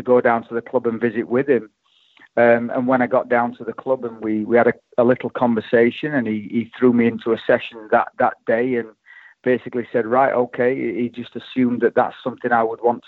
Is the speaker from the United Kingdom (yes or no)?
yes; Sheffield, Yorkshire and the Humber, United Kingdom; now in Oklahoma City, United States; I'm from Chapel Town originally, and, my dad and my granddad and all my family and everybody on the street basically was a Wednesdayite